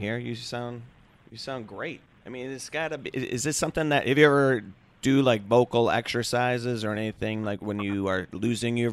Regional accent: Chicago, Illinois, United States; I'm from the South Side

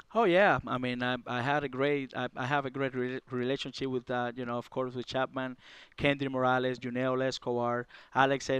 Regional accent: Cuba; moved away; I came from Cuba, and, uh, it was very tough for me down there in Cuba

